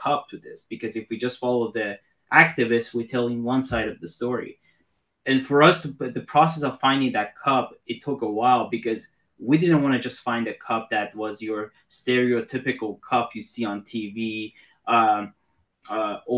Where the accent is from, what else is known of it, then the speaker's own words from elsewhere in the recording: Iran; now in United States; I'm from Iran